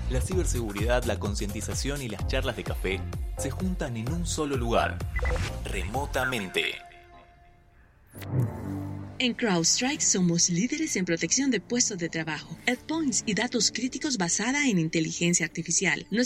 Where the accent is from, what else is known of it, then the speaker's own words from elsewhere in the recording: Chile; now in Argentina; soy, soy chileno pero vivo, viví casi toda mi vida acá en Argentina